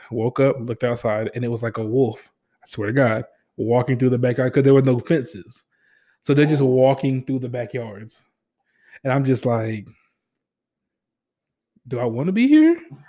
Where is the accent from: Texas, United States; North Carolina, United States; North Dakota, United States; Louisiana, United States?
Louisiana, United States; And I was coming from Louisiana. So coming from Louisiana to Missouri during the wintertime is 2 different things.